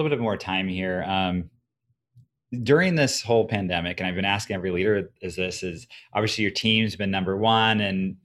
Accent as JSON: {"language": "English", "region": "Southern Oregon", "country": "United States", "tie": "born or raised there", "said": "I grew up in Southern Oregon"}